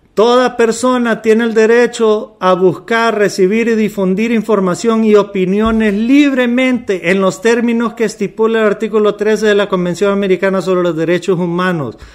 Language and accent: Spanish; Honduras; como hondureño